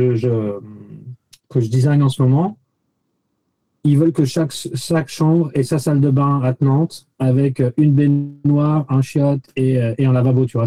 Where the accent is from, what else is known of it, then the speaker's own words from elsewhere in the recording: France; accent: French; moved away as an adult; also born or lived in Paris; now in New York, United States; j'étais archi français